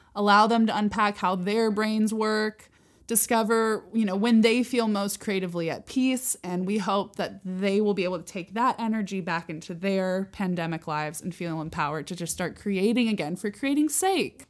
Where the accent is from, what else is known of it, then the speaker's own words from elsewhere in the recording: San Luis Obispo, California, United States; I was born in San Luis Obispo, California